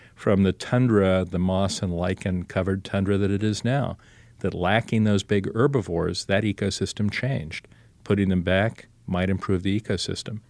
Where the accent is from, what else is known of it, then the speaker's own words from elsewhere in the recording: Columbus, Ohio, United States; I was born in Columbus, Ohio